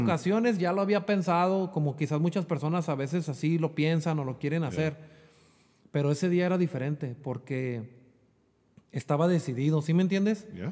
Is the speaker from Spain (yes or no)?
no; Jalisco, Mexico; moved away as an adult; also born or lived in Chula Vista, California; now in United States; Yo soy nacido aquí en Chulavista, pero yo me crié en Jalisco